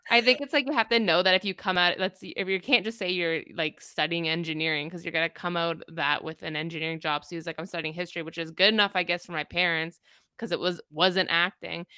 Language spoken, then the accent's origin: English; Toronto, Ontario, Canada; also born or lived in Kingston; I grew up in Toronto